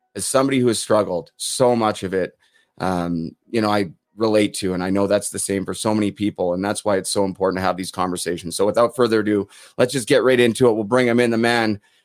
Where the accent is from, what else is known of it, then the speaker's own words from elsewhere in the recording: Vancouver, British Columbia, Canada; my hometown Vancouver Canucks